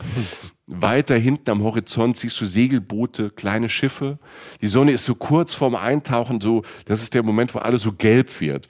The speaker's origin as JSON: {"language": "German", "country": "Germany", "said": "wir als Deutsche"}